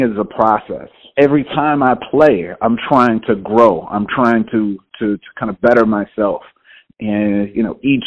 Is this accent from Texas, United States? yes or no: yes; Houston, Texas, United States; moved away; I'm originally from Houston, Texas